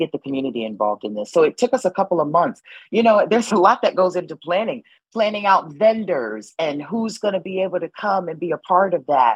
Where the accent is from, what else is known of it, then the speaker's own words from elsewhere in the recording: New Haven, Connecticut, United States; I am born and raised in New Haven, Connecticut.